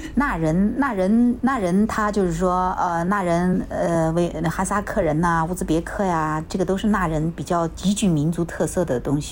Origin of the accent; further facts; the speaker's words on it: Xinjiang, China; moved away; 我们新疆人做打番茄也好